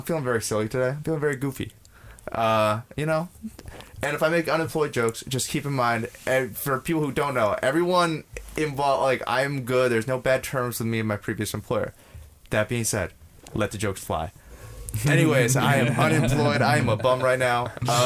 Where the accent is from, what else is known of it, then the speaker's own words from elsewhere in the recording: New York, United States; We're from New York.